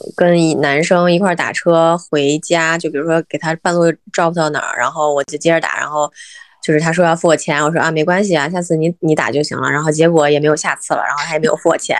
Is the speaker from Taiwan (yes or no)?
no; China; now in New York, United States; 因为我们毕竟也是中国人长大的，他这个很难融入美国文化